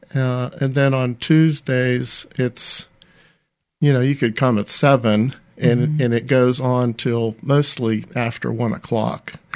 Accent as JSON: {"language": "English", "town": "Ambridge", "region": "Pennsylvania", "country": "United States", "tie": "born or raised there", "also_born_or_lived": "Florida / Winston-Salem, North Carolina", "moved": "as an adult", "lives_now": "Mobile, United States", "said": "when I came out of high school at Ambridge High School, I relocated to Florida for college and never returned"}